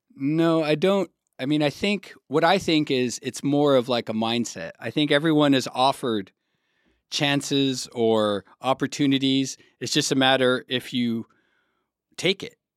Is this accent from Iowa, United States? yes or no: no; Arizona, United States; also born or lived in Texas / California / Berlin; now in Germany; grew up in the desert in Arizona, and then moved to California.